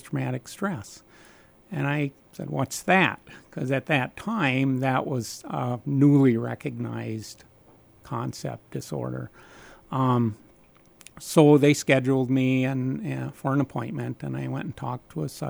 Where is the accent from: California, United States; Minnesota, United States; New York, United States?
Minnesota, United States; Nebish; I grew up in Nebish, Minnesota on a little farm